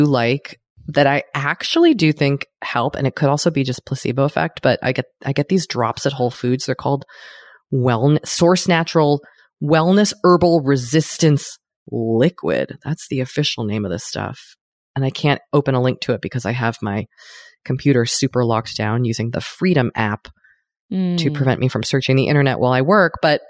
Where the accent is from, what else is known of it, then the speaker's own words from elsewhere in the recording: Los Angeles, California, United States; I'm from Los Angeles.